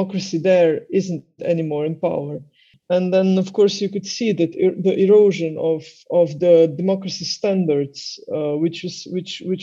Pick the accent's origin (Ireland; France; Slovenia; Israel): Slovenia; English is a second language; I come from Slovenia